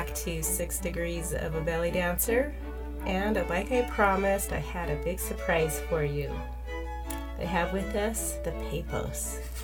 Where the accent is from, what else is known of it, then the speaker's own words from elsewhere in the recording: Price, Utah, United States; now in Salt Lake City, United States; my chaos began in Price, Utah, which is my way of saying I was born in Price.